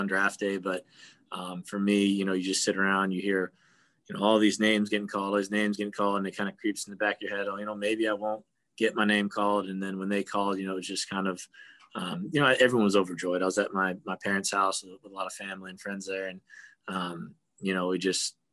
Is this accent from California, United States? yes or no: no; Arkansas, United States; me growing up in Arkansas.